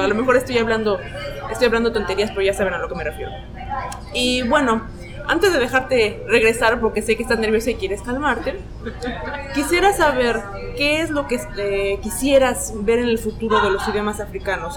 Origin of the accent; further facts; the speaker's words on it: Mexico; yo soy mexicana con eh, madre uruguaya